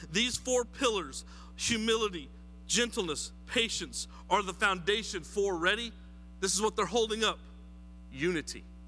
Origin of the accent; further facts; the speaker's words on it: New Mexico, United States; now in South Carolina, United States; I am from New Mexico